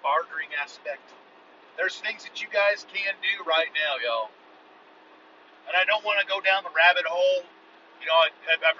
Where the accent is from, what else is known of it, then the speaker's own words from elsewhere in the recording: United States; I'm unapologetically American.